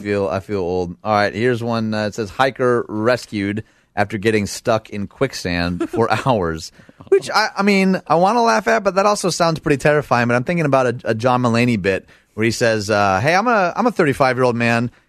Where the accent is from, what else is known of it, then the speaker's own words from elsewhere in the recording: Michigan, United States; moved away; my home state, Michigan